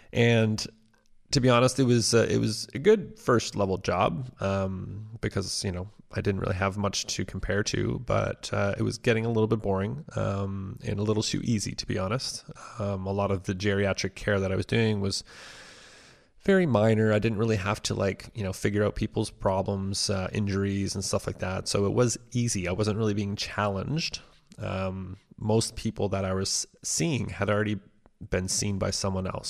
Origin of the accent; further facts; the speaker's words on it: Cornwall, Ontario, Canada; also born or lived in Ottawa; My hometown of Cornwall, which is only about an hour away from Ottawa, is a, a pretty small town.